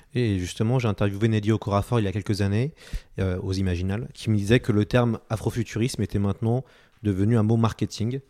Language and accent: French; France; chez nous en France